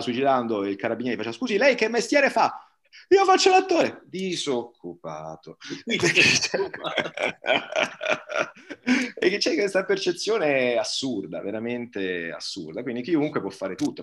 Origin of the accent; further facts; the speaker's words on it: Bari, Apulia, Italy; accent: Barese; moved away; a Bari io avevo amici di colore che parlavano in barese